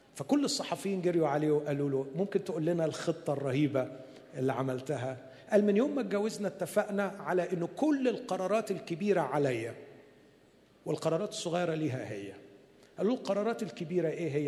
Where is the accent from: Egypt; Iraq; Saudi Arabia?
Egypt; عندنا في مصر